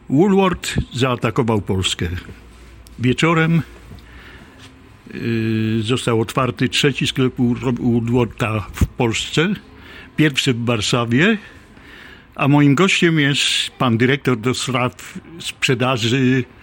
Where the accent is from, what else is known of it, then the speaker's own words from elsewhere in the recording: Slovakia; Polish is a second language; moved away as an adult; also born or lived in Kraków, Poland; now in Poland; Dokładnie, jestem ze Słowacji.